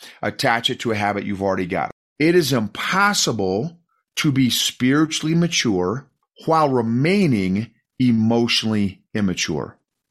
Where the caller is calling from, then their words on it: Colorado Springs, Colorado, United States; Colorado Springs, Colorado.